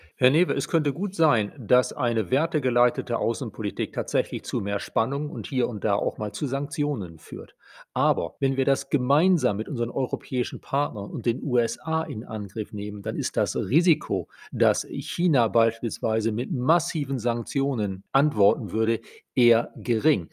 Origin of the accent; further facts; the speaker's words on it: Germany; bei uns in Deutschland